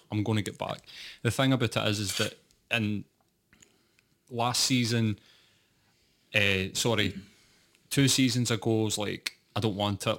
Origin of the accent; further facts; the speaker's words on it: Scotland, United Kingdom; I was working class and I was from Scotland